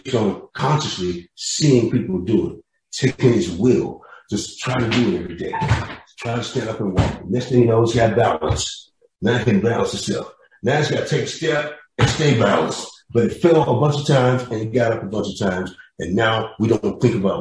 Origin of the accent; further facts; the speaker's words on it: Kansas City, Missouri, United States; Then I grew up in Kansas City, Charlie Parker country, so to speak